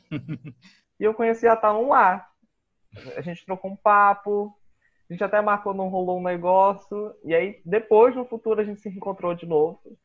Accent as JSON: {"language": "Portuguese", "town": "Boa Vista", "region": "Roraima", "country": "Brazil", "tie": "born or raised there", "said": "Eu também sou nascido e criado aqui em Boa Vista, produto regional"}